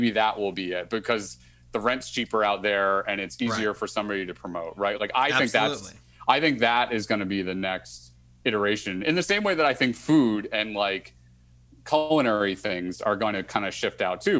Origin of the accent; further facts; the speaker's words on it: Boston, Massachusetts, United States; moved away as an adult; also born or lived in Monmouth University, New Jersey; I went from Boston right into that area.